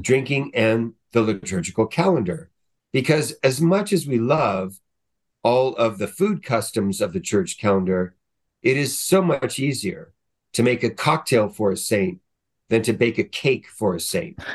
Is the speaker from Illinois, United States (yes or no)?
no; Southern California, United States; I grew up in Southern California